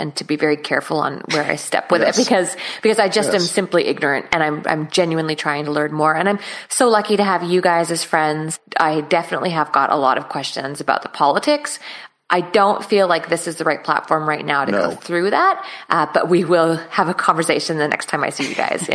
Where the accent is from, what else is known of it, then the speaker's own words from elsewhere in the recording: Canada; now in Australia; I'm Canadian, man. I live in Australia, but I'm Canadian through and through